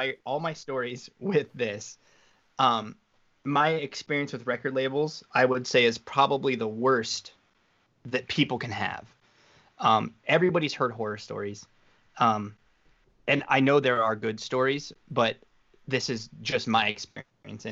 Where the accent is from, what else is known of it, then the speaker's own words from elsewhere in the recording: Wyoming, United States; moved away; I was from Wyoming, so everything was like 3 years late to where I lived